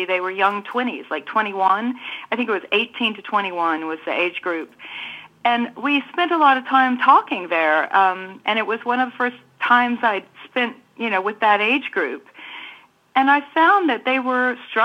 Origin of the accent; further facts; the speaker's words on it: New Zealand; moved away as an adult; I grew up in New Zealand from 9 to 19